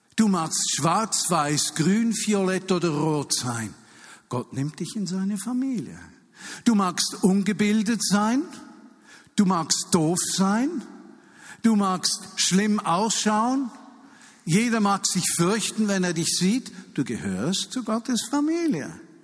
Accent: Switzerland; als Schweizer

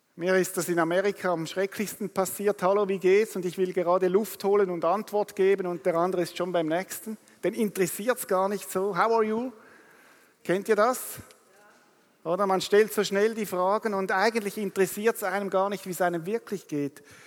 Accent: Rapperswil, St. Gallen, Switzerland; ich komme aus Rapperswil am Zürichsee

